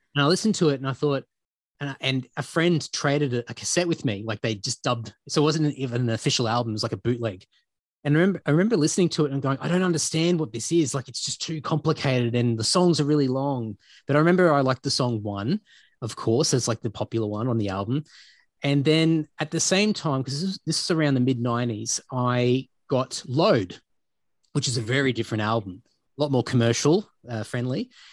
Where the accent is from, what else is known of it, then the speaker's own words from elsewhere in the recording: Brisbane, Queensland, Australia; moved away as an adult; now in Sydney, Australia; growing up in Queensland, in, in Brisbane